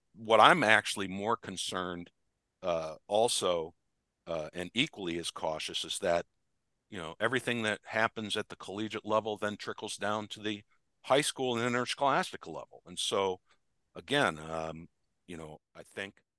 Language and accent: English; Pittsford, New York, United States; now in Cincinnati, United States; back home uh, in my uh, up upstate New York, where I'm originally from.